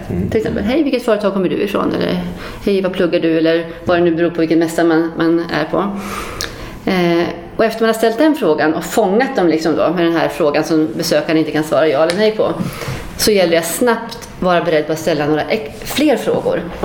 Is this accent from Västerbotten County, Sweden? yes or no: no; Luleå, Norrbotten County, Sweden; moved away; Jag är från Luleå från början